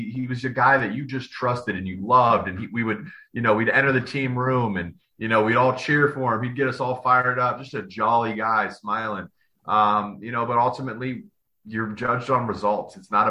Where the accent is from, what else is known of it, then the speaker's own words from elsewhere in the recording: Columbus, Ohio, United States; I grew up in Columbus. I grew up a Buckeye fan.